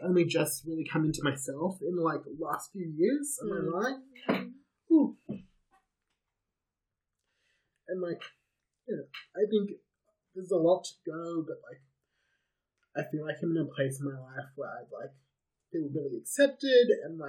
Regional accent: Australia; each essay is a different story about growing up in Australia as a gay man, because I think my experience is completely different

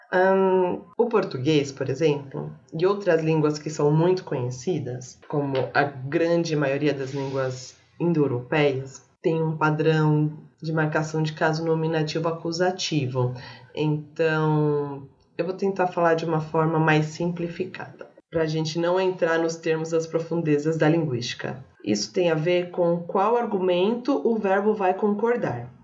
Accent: São Paulo, Brazil; a gente é de São Paulo

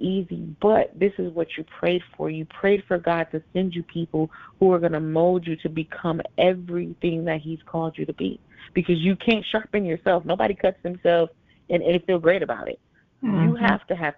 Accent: Nassau, New Providence, Bahamas; moved away; I was born in Nassau, Bahamas, and I have family there. Yes, I'm Haitian Bahamian

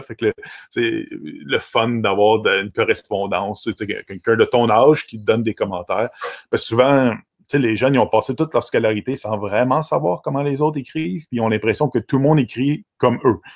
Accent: Vaudreuil-Dorion, Quebec, Canada; also born or lived in Pointe-Claire; je suis un gars de, Dorion. En fait, euh, la ville s'appelle maintenant Vaudreuil-Dorion depuis 1994

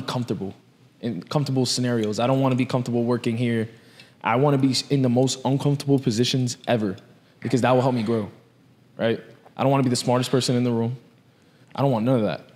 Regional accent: New York, United States; I grew up in, in that city

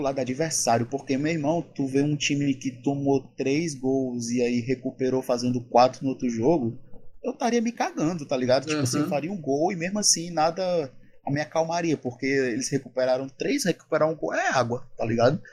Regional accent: Brazil; a gente é do Brasil

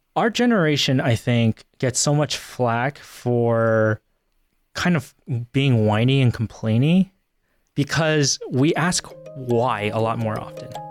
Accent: Northern Virginia, United States; moved away as an adult; also born or lived in Central Pennsylvania; now in Pennsylvania, United States; I grew up in Northern Virginia my entire life

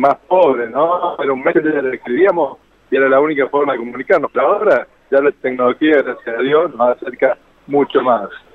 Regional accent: Córdoba, Argentina; Cordobés, Cordobés de la ciudad capital.

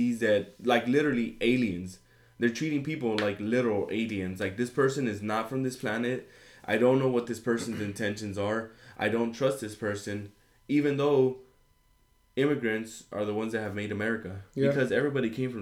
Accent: United States; also born or lived in Mexico; I'm an immigrant that came in. I'm a Mexican American that came in eventually down the line, and now I'm a full-grown American

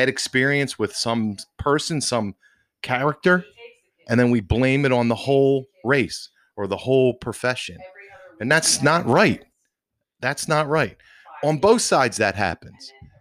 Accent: Philadelphia, Pennsylvania, United States; I grew up in Northeast Philadelphia

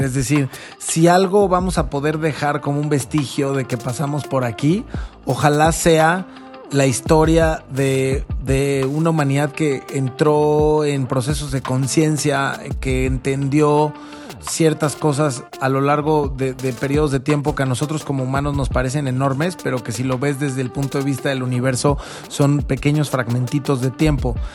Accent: Mexico

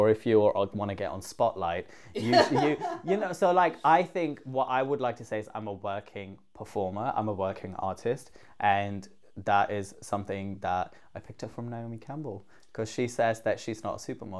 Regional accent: Pakistan; also born or lived in Netherlands; now in United Kingdom; Well, I started in Holland. Okay. I was born in Holland, moved to Pakistan, then came to the UK.

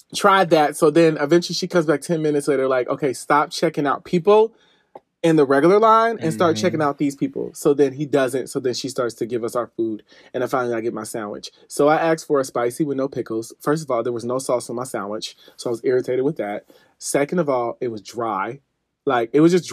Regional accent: Midwest, United States; I am from the Midwest

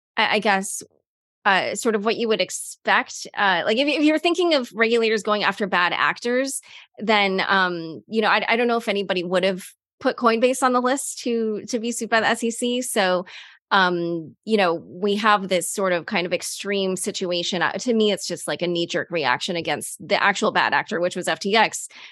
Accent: United States; as an American

